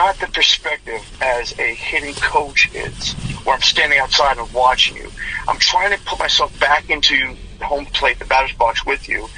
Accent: Western Pennsylvania, United States; I grew up in Western Pennsylvania

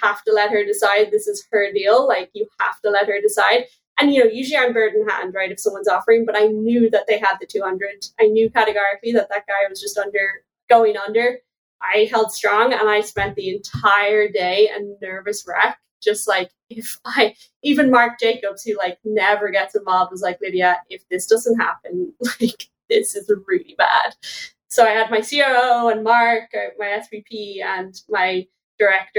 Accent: Ireland; I'm Irish

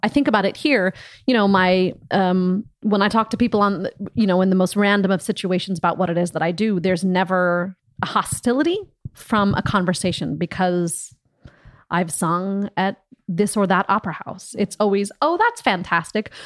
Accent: Des Moines, Iowa, United States; moved away as an adult; also born or lived in Johnston, Iowa / Ames, Iowa; now in Berlin, Germany; I grew up in Des Moines and I went to college for four years in Ames, Iowa

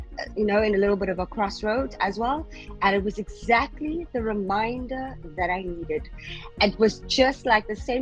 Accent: South Africa; now in Qatar; I'm from South Africa originally, but I am currently living in Qatar

